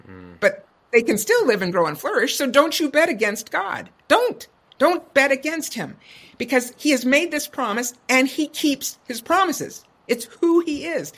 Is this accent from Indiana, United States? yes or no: yes; Indiana, United States; moved away; growing up in Indiana